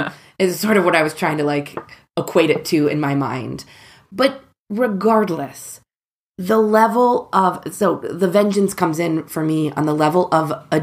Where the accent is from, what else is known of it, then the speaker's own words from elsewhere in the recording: Cincinnati, Ohio, United States; growing up in Cincinnati where Katie and I did, because we're completely landlocked.